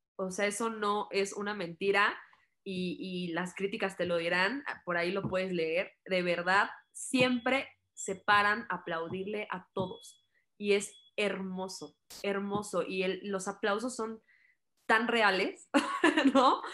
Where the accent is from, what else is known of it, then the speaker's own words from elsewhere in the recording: Mexico; como mexicanos